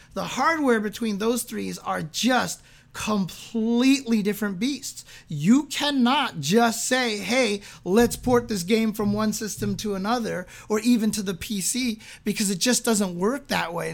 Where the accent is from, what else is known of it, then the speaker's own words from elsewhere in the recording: San Bernardino, California, United States; I grew up in San Bernardino.